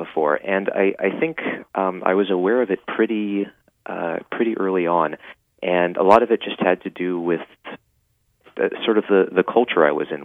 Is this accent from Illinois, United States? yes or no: no; Rockville, Maryland, United States; moved away as an adult; also born or lived in Washington, D.C. / New York; I grew up in Rockville, Maryland, mm-hmm. Went to school in D.C., and I was there until I graduated from high school. Then I came to New York for college.